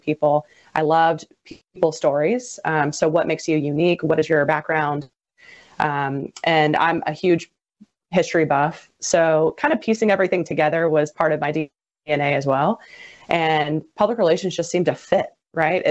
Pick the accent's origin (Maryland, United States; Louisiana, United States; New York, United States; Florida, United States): Louisiana, United States; St. Martin; I'm from St. Martin, born and raised, went to high school at St. Martin